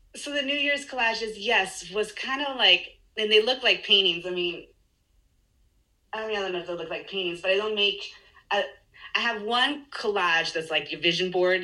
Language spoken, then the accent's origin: English; Chile; English is a second language; moved away; I grew up in Chile, yeah. so I speak Spanish and English.